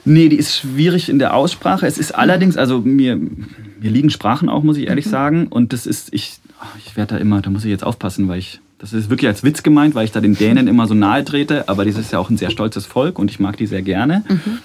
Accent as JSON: {"language": "German", "town": "Munich", "region": "Bavaria", "country": "Germany", "tie": "born or raised there", "said": "ich bin in München geboren und mhm. ähm, in der Nähe des äh, Eislaufstadions am Ostpark, habe in Perlach gewohnt"}